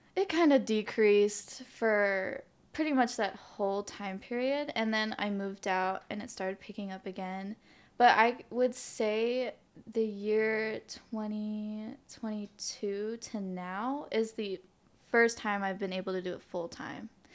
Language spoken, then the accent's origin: English; Hawaii, United States; also born or lived in New Jersey; I was born here in Hawaii, And I semi spent elementary school in the mainland in New Jersey 'cause that's where my parents are from, but I came back when I was ten